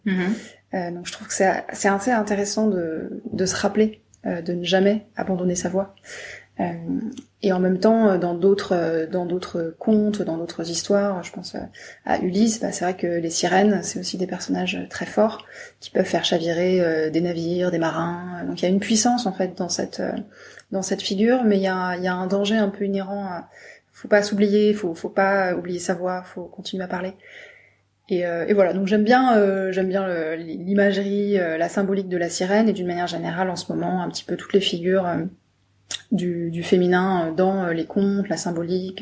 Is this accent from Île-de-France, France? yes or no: no; Brittany, France; je viens de Bretagne